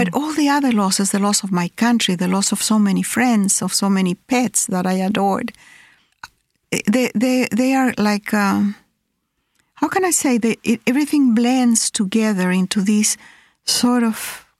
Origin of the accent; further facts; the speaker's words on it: Chile; also born or lived in Peru; I have been displaced all my life. I was born in Peru, then I was 3 years old when we moved to Chile.